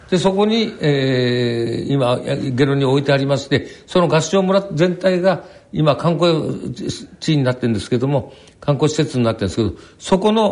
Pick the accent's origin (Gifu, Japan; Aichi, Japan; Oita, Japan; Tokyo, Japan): Gifu, Japan; Shirakawa; 一番印象的なのは私は岐阜の白川村の出身ですから、うん、あそこはあのしょっちゅう農民一揆が起こってたんですはい